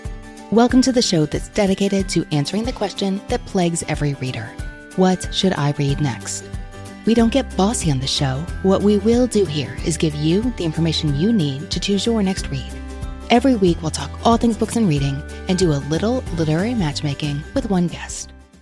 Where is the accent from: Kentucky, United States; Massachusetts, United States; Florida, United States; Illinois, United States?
Kentucky, United States; Your CV went places I was not expecting, including my home state of Kentucky.